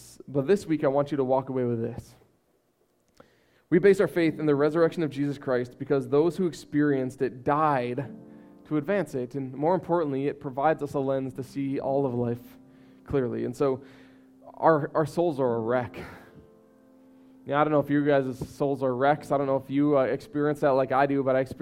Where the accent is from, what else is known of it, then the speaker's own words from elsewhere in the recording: United States; as American people